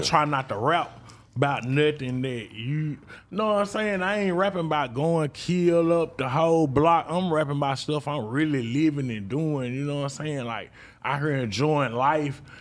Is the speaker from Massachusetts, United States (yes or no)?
no; Mississippi, United States; I'm from Mississippi